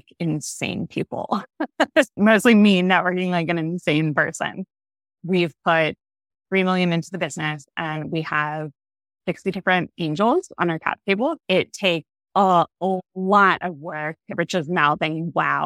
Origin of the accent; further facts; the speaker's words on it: Dallas, Texas, United States; now in Denver, United States; I'm from Dallas. I tried to get involved in the angel network in Dallas, playing that hometown girl kind of thing, even though I live in Denver